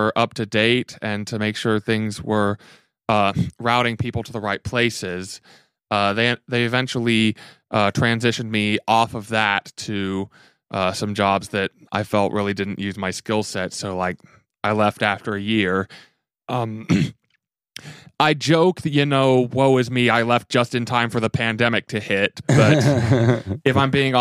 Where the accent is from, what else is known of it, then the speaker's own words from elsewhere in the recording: Louisville, Kentucky, United States; also born or lived in Austin, Texas; I grew up, born and raised in Louisville, ended up going to college at Center in Danville